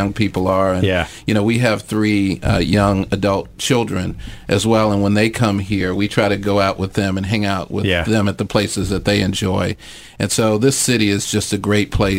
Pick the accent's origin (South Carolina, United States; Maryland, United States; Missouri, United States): Missouri, United States; St. Louis; also born or lived in London; now in Philadelphia, United States; I grew up in St. Louis